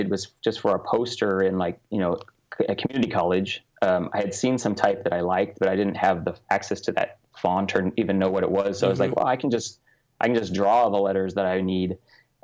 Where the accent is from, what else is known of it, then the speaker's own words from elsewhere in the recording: Southern California, United States; I grew up in Southern California